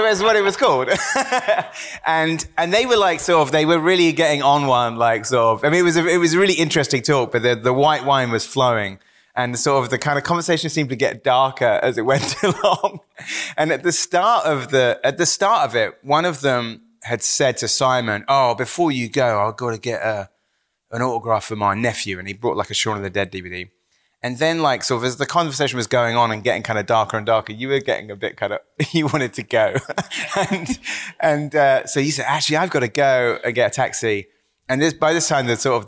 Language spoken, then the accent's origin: English; Wells, South West England, United Kingdom; moved away; growing up in Somerset